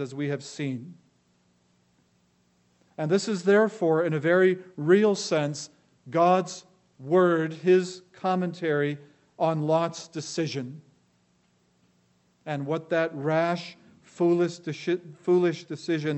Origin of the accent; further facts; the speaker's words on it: Los Angeles, California, United States; I grew up in Los Angeles.